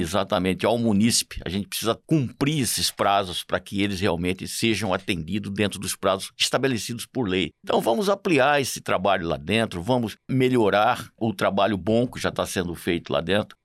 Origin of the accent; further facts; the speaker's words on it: Cuiabá, Mato Grosso, Brazil; eu sou um cuiabano de Chapecruz, de muita raiz aqui, apaixonado pela minha terra